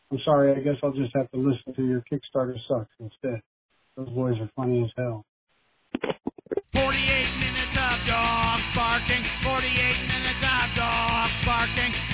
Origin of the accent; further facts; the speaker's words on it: Scranton, Pennsylvania, United States; See, I'm from Scranton, and what I'm smoking is dirt.